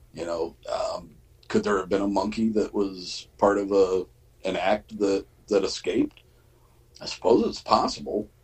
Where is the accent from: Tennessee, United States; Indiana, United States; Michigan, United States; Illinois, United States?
Michigan, United States; my hometown's uh, newspaper